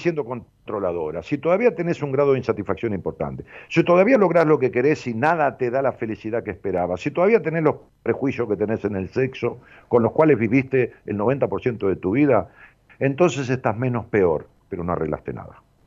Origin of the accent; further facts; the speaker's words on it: Ramos Mejía, Buenos Aires Province, Argentina; Mejía, que es el lugar donde yo nací, es un pueblo